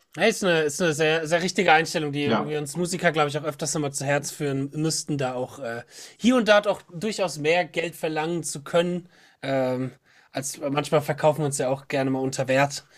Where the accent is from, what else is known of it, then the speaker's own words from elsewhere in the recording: Bad Schwalbach, Hesse, Germany; ich komme aus Bad Schwalbach, das ist unten bei Wiesbaden